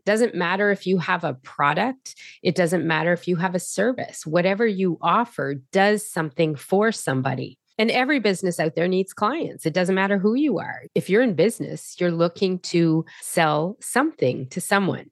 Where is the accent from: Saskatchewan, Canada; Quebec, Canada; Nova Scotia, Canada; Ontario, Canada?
Nova Scotia, Canada; Halifax; I am from Halifax, Nova Scotia in Canada.